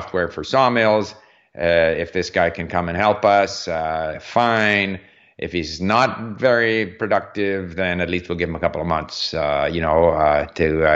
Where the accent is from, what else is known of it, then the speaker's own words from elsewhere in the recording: Montreal, Quebec, Canada; also born or lived in France; As a 16, 17-year-old growing up in Montreal